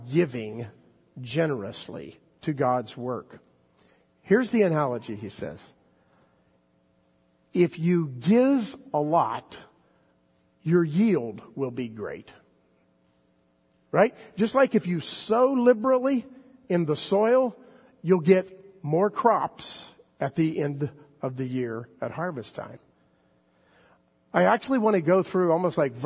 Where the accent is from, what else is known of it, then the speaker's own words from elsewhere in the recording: South Florida, United States; moved away; I grew up in South Florida